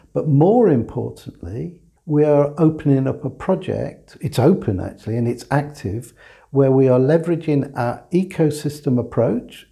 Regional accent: England, United Kingdom; I'm an English guy, but I'm an English guy that had a German mother by birth, a Latvian father, by adoption, a Welsh father, whose grandfather was Dutch

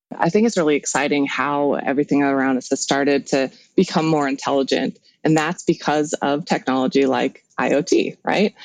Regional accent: Helena, Montana, United States; I grew up actually in Helena, Montana, so kind of in the middle of nowhere

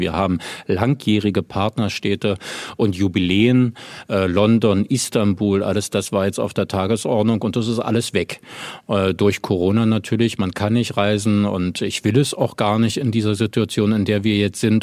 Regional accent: Berlin, Germany; Und ich bleibe ja auch Berliner erstmal. Also es ist meine Heimatstadt und ich lebe hier und ähm, das, ich habe auch noch nie woanders gelebt

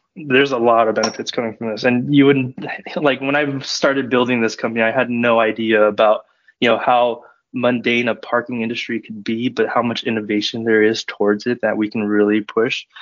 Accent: Southern California, United States; moved away as an adult; also born or lived in Bay Area / Sacramento; I'm originally from Southern California, but I moved up to the Bay Area to study computer science and technology management at UC Davis.

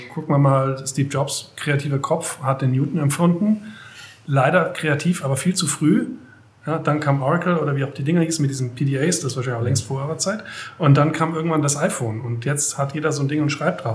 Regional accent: Germany; also born or lived in near Metzingen, Baden-Württemberg; Ich bin zwar ja auch in der Nähe geboren, aber mhm. dann im zarten Alter von ein Jahren in der Nähe von Hamburg groß geworden, ah. ähm, im kleinen Dorf

